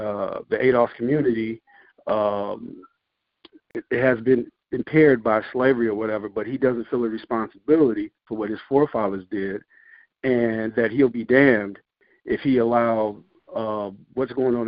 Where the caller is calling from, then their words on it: Chicago, Illinois, United States; I'm calling from Chicago.